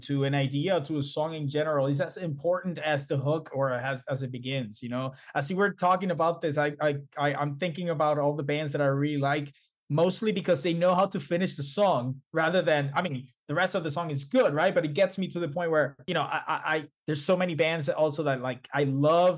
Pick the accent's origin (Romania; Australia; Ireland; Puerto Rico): Puerto Rico; I'm from Puerto Rico